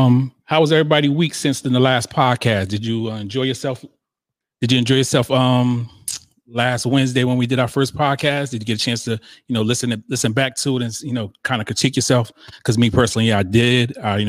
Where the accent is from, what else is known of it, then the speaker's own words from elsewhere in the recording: Northeast, United States; we're from the East. I mean, up North